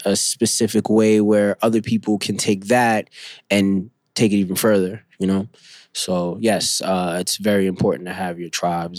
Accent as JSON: {"language": "English", "town": "Bronx", "region": "New York", "country": "United States", "tie": "born or raised there", "said": "I came from Bronxville Projects, which is in the Bronx. Now it's called Sonia Sotomayor. But because of my tribe, the people I grew up with, they shaped me to be the best artist I could be."}